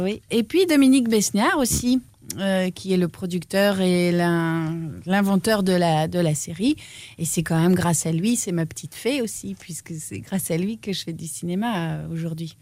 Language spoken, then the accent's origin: French; Namur, Wallonia, Belgium; Chez moi, à Namur